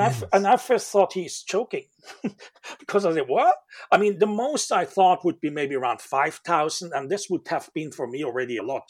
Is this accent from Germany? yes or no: yes; Germany; moved away as an adult; now in Manchester, United Kingdom; I'm living now 17 years in Manchester, UK, in Europe, and um, originally I come from Germany